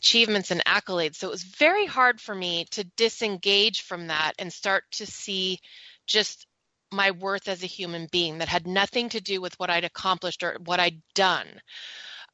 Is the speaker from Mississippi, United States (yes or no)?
no; Silicon Valley, California, United States; I grew up in the Silicon Valley